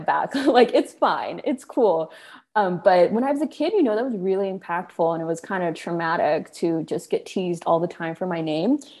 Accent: Sacramento, California, United States; moved away as an adult; also born or lived in New York; I'm from Sacramento, and I spent most of my life there until college

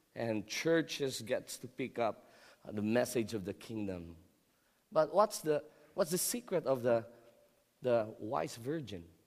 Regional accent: Philippines; I'm Filipino.

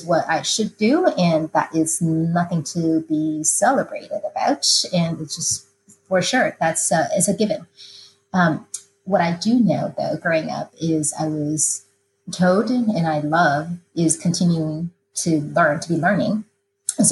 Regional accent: Taiwan; moved away as an adult; now in United States; I grew up in Taiwan, and I came to the United States after undergraduate degree was accomplished

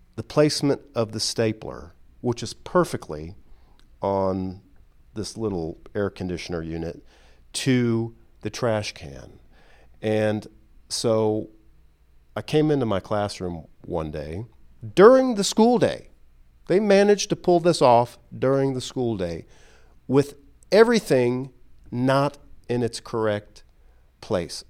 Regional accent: Detroit, Michigan, United States; my hometown, Detroit

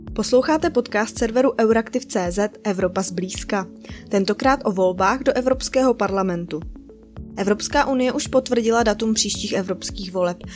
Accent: Czechia; já jako Češka

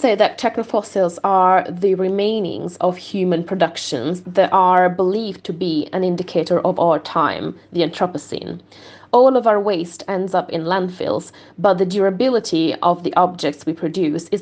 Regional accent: Veneto, Italy; moved away; I'm from the Veneto region, that is one of the worst hit regions of the state

